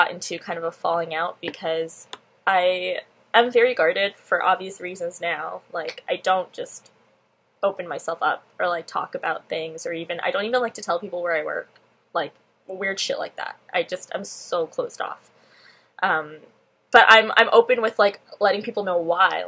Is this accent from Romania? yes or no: no; Pickering, Ontario, Canada; I'm from Pickering